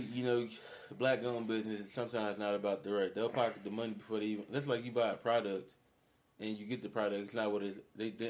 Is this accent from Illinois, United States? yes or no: no; Gary, Indiana, United States; moved away as an adult; now in Florida, United States; Like I said … Born and raised in Gary, Indiana. Baby of the family. Got two older siblings.